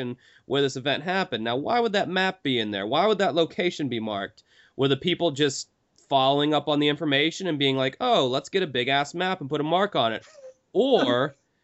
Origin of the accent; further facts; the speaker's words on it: the South, United States; I'm a Southern boy. I grew up in the South my whole life